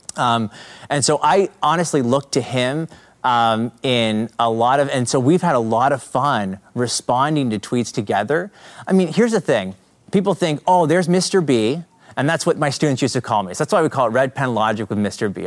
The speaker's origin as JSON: {"language": "English", "country": "Canada", "accent": "Canadian", "said": "I'm from Canada. So you might pick up the Canadian accent"}